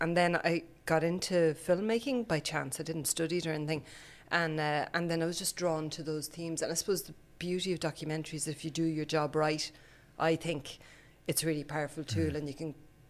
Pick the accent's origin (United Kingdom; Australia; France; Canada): France; also born or lived in Sweden / Cork; I was born in Sweden and then I grew up in France, but I feel like I'm from Cork in lots of ways. My dad's from Cork.